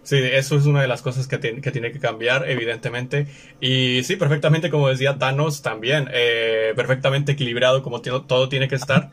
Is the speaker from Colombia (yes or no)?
no; Mexico; estamos en México, nosotros nos encontramos en México, ambos somos mexicanos